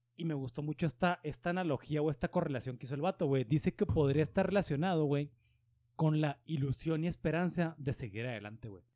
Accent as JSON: {"language": "Spanish", "country": "Mexico", "said": "soy mexicano"}